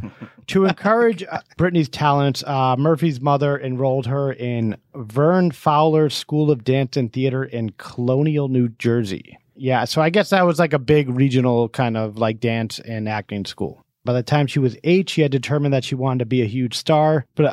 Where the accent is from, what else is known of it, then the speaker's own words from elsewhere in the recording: Portchester, South East England, United Kingdom; I'm from Portchester.